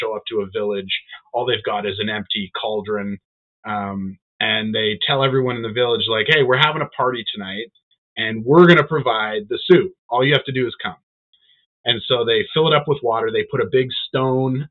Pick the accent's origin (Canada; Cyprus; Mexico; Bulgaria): Canada; we're Canadian, supporting Canadian business.